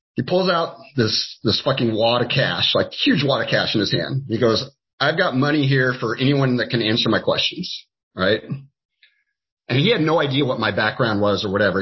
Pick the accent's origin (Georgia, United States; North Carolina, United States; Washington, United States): Washington, United States; Skagit Valley; I, have always uh, in here in the state of Washington